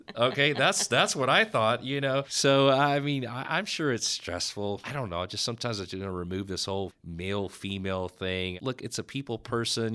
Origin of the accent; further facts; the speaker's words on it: Dallas, Texas, United States; growing up in the Oak Cliff